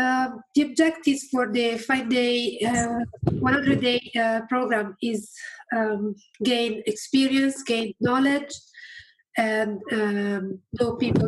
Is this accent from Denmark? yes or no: no; Reading, South East England, United Kingdom; like Richard just said. I'm from Reading.